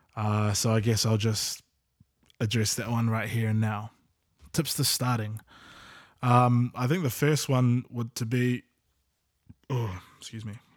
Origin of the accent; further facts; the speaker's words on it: Auckland, New Zealand; we grew up in South Auckland as well, various parts.